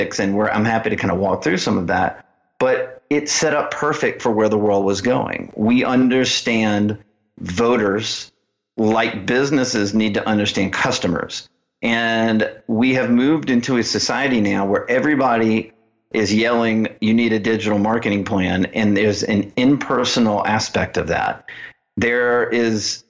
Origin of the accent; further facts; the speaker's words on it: Birmingham, Alabama, United States; moved away as an adult; also born or lived in Washington, D.C. / South Dakota / San Diego / Phoenix; I grew up in Alabama, Birmingham, Alabama